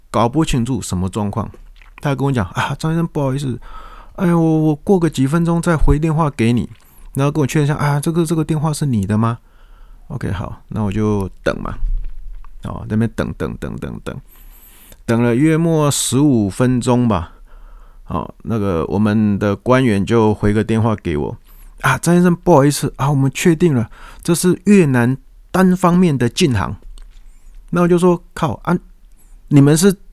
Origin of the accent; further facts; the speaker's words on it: Taiwan; 我是台湾人